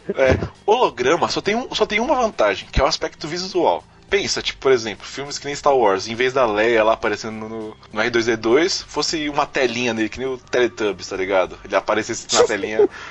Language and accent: Portuguese; Brazil; A gente é brasileiro